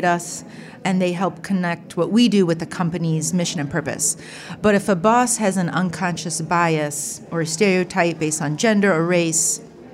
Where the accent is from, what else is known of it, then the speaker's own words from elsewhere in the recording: Bowling Green, Ohio, United States; my home state of Ohio. I'm from Bowling Green.